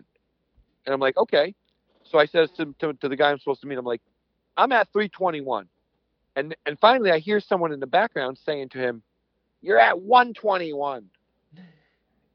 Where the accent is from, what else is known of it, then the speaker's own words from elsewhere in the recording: Connecticut, United States; I'm from Connecticut